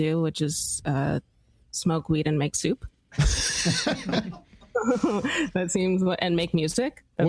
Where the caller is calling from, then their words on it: New York City, New York, United States; I'm calling from Brooklyn, New York.